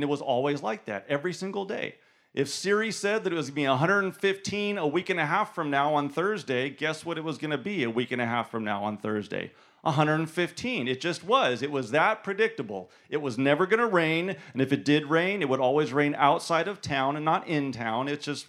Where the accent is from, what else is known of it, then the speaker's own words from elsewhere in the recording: California, United States; now in Memphis, United States; And I always have to qualify when I say that I'm from California, because people think, oh, you're from California.